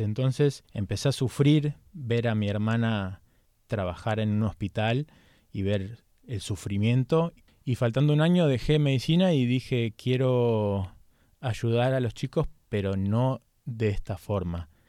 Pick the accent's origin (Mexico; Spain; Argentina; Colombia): Argentina; moved away as an adult; now in United States; como un argentino